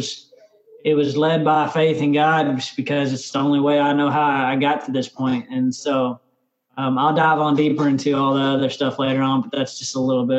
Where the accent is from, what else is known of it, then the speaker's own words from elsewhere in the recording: Tulsa, Oklahoma, United States; also born or lived in Austin, United States; I was born in Austin. And then when I was one, I guess we moved to Arizona. I'm not Arizona, but Tulsa, Oklahoma. And so we lived in Tulsa. We lived in Shawnee. We lived in Ada. We lived in Oklahoma City.